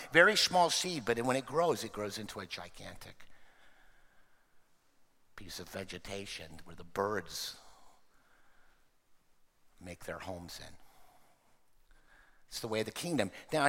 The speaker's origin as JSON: {"language": "English", "region": "Oklahoma", "country": "United States", "tie": "born there", "also_born_or_lived": "Texas", "said": "Now, you know I've spent a lot of time in Texas, but I was born in Oklahoma, and my birth trumps where I lived."}